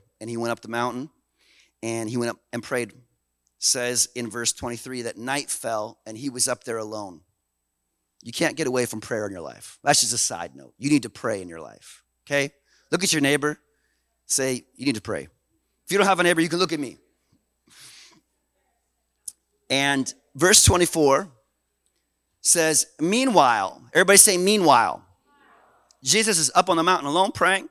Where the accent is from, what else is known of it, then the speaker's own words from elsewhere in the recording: Canada; we're Canadian